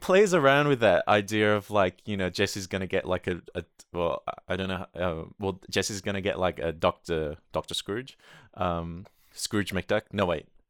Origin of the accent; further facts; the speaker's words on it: Sydney, New South Wales, Australia; now in New Zealand; I grew up in Sydney